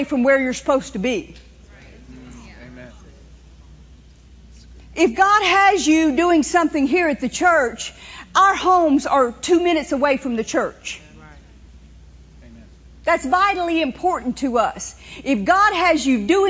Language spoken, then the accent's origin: English; New Orleans, Louisiana, United States; I grew up in New Orleans. I was born at a place called Hotel Dieu